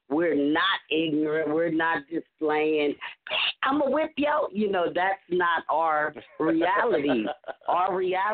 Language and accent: English; Los Angeles, California, United States; four females born and raised in Los Angeles